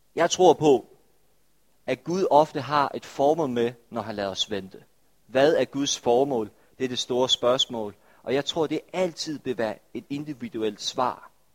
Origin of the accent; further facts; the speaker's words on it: Denmark; vi som danskere er en, er en del af en anti-ventekultur